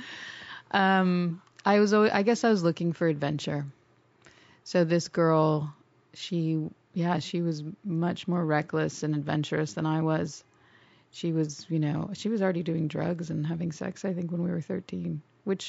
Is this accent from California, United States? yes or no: yes; Los Angeles, California, United States; I grew up in Sherman Oaks. In the valley.